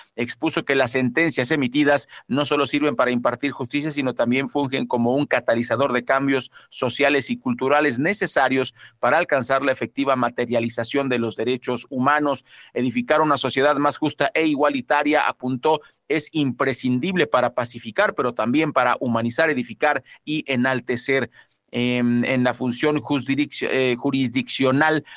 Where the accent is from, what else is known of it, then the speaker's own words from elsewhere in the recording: Sonora, Mexico; moved away; en Sonora, en mi tierra